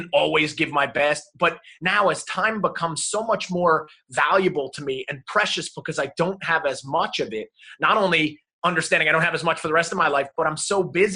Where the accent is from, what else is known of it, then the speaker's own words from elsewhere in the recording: New Jersey, United States; moved away; also born or lived in South Carolina; And that all started in New Jersey, you know, not far outside of New York City. That's where I grew up.